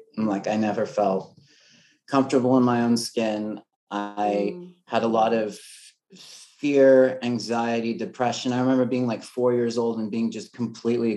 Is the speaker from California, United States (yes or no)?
yes; Los Angeles, California, United States; also born or lived in Oregon; I grew up